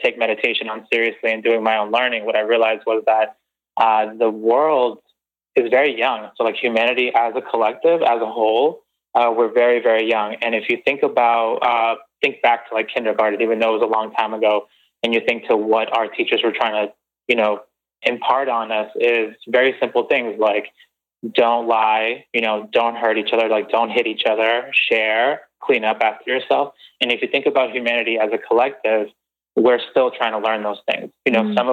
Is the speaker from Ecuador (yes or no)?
yes; Guayaquil, Guayas, Ecuador; moved away; I was born in Guayaquil, Ecuador, in Ecuador.